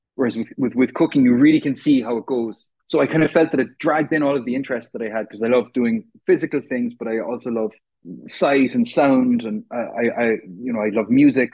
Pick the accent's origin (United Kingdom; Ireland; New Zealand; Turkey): Ireland; Cork, Munster; I'm from Cork, which is in the south of Ireland